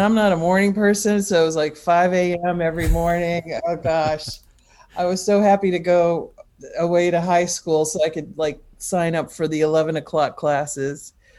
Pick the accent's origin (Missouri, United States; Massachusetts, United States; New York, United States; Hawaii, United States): Massachusetts, United States; also born or lived in Los Angeles, California, United States; I was born in in Los Angeles, but when I was 6, we moved to Massachusetts